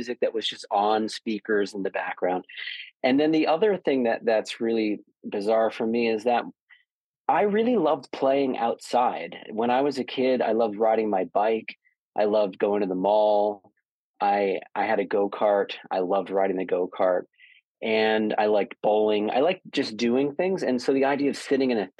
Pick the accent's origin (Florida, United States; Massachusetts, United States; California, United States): Florida, United States; Boca Raton; also born or lived in Toronto, Canada; I was born in Toronto, moved to Boca Raton, Florida when I was 4 years old